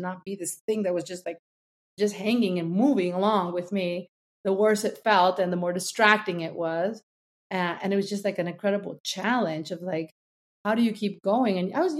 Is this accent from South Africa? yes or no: no; Cuba; now in United States; Charleston is a city where we arrived when we came from Cuba.